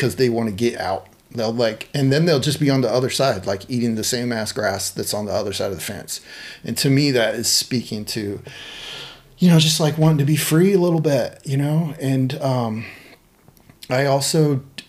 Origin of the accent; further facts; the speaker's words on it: Dixon, California, United States; now in Portland, United States; I was in 4-H because I grew up in Dixon